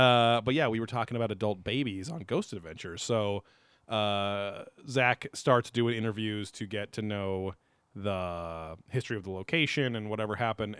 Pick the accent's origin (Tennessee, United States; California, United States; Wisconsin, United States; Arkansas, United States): California, United States; Southern; we've lived in Southern California our whole life